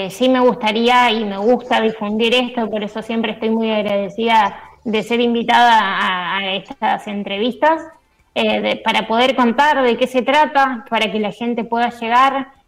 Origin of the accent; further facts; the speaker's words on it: Gualeguay, Entre Ríos, Argentina; Sí, soy psicóloga social, vivo en Gualeguay, Entre Ríos